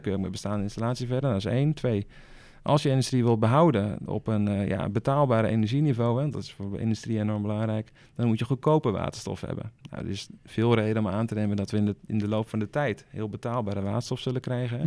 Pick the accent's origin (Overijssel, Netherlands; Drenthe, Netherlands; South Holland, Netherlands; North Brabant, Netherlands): South Holland, Netherlands; Rotterdam; ik kom uit Rotterdam